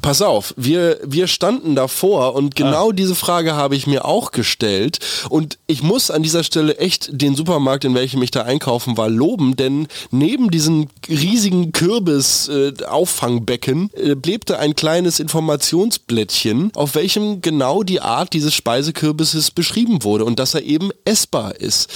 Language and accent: German; Germany; Wir haben irgendwie als Deutsche